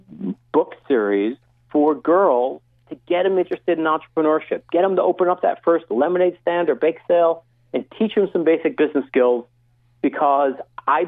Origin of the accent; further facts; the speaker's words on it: Syosset, New York, United States; moved away as an adult; also born or lived in Michigan; now in Silicon Valley, United States; I'm a Syosset High School grad. I grew up on Long Island